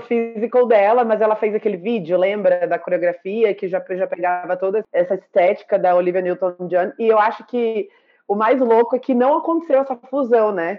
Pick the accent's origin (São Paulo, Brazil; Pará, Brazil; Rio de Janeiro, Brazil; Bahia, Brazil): Bahia, Brazil; Salvador; Eu, como baiana soteropolitana